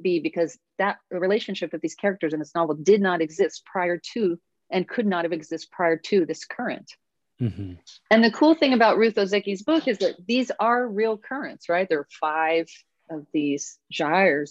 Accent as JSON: {"language": "English", "region": "Oregon", "country": "United States", "said": "I'm from Oregon"}